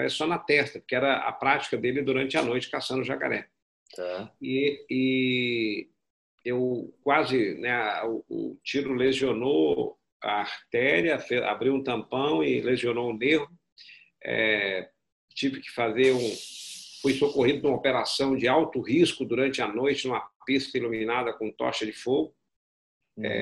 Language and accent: Portuguese; Belo Horizonte, Minas Gerais, Brazil; born there; É, eu, sou nascido, na verdade, em Belo Horizonte, né? Meu pai, sou mineiro.